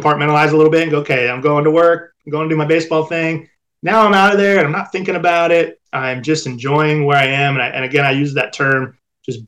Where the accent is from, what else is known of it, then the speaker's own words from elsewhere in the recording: Orange County, California, United States; We grew up in Orange County, California, so a beautiful place to grow up.